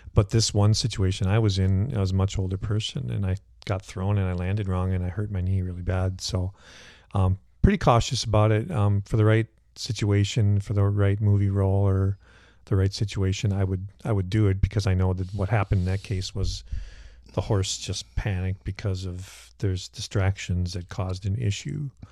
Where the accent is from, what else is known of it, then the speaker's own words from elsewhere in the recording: Cannon Falls, Minnesota, United States; I grew up on a hobby farm in Cannon Falls